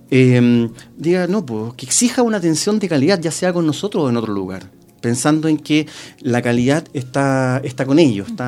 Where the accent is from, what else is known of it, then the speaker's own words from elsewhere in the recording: Rancagua, O'Higgins, Chile; ya yo soy de Rancagua.